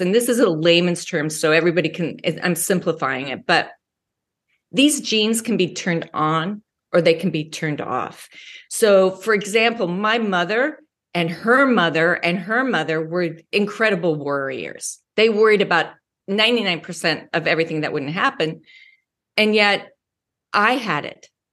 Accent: United States; also born or lived in Wyoming / Colorado; I grew up in Wyoming and Colorado.

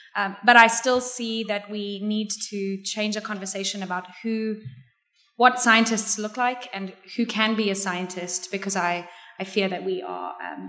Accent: South Africa; As a young person growing up in South Africa

